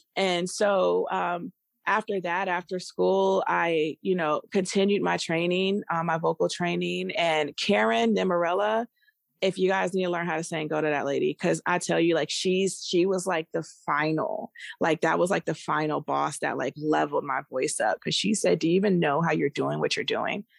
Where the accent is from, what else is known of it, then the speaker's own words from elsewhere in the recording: Maryland, United States; moved away; also born or lived in Virginia (757 area, Hampton Roads); I was born and raised in the D M V area. So, I'm from Maryland. Um, and so I grew up there partially, and then I moved to Virginia, seven five seven